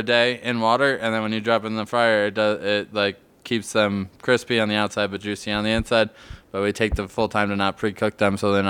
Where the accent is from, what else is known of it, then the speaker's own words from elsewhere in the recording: Buffalo, New York, United States; now in Denver, United States; growing up in Buffalo